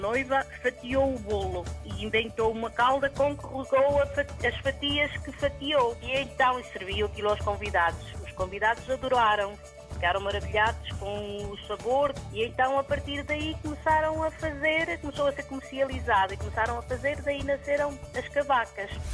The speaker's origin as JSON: {"language": "Portuguese", "town": "Resende", "region": "Norte", "country": "Portugal", "said": "aqui na minha aldeia"}